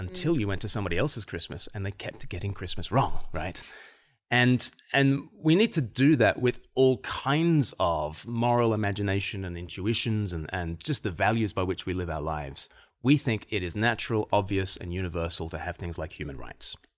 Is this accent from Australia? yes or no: yes; Australia; moved away; I'm from Australia originally